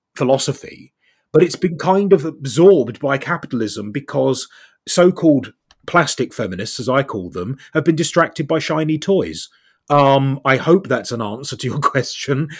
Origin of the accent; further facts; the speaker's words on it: South East England, United Kingdom; now in North West England, United Kingdom; I'm originally from Southeast England. Now I live in the Northwest.